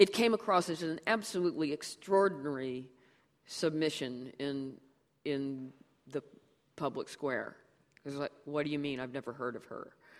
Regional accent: United States; born there; I can't help it that I was born in the United States

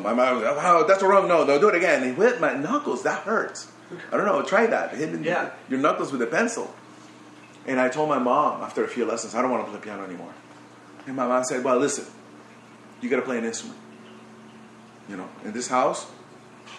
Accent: Barquisimeto, Lara, Venezuela; moved away; I grew up in Barquisimeto, it's a small city.

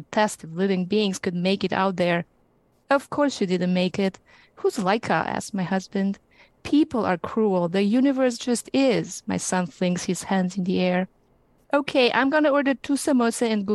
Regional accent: Romania; now in Temecula, United States; I'm originally from Romania.

